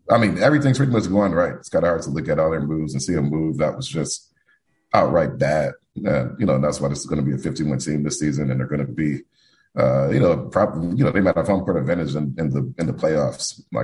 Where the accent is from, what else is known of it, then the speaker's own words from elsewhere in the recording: Detroit, Michigan, United States; So and I'm born and raised in Detroit, so it was great to be able to go back home.